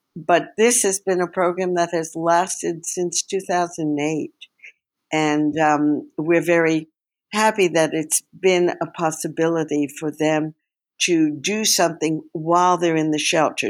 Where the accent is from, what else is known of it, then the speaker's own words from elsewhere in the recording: New York, United States; moved away as an adult; also born or lived in New Mexico; now in Israel; I'm Jewish from New York, and growing up in the years of the, uh, shall we say, the counterculture